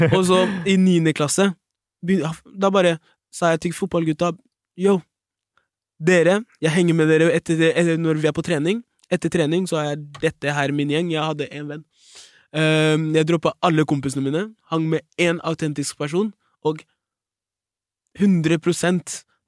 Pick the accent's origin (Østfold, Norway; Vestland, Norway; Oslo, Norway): Østfold, Norway; Fredrikstad; der jeg kommer fra, Fredrikstad.